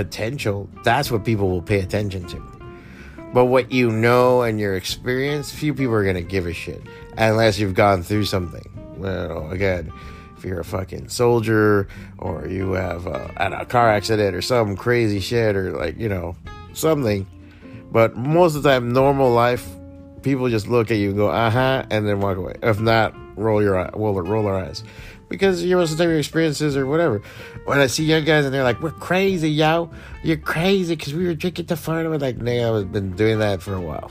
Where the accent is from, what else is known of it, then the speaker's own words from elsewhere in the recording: Hialeah, Florida, United States; I'm born and raised in Hialeah.